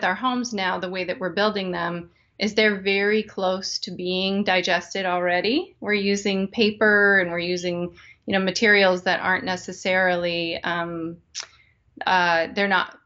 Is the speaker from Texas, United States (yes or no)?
no; Wyoming, United States; now in Midwest, United States; I grew up in Wyoming, and it's incredibly dry there